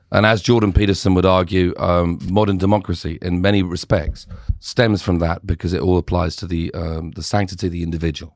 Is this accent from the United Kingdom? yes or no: yes; United Kingdom; growing up in Britain